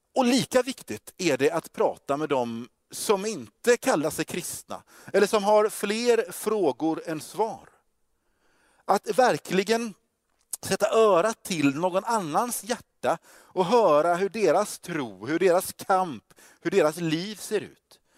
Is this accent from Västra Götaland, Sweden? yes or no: yes; Gothenburg, Västra Götaland, Sweden; also born or lived in Stockholm; jag är från Göteborg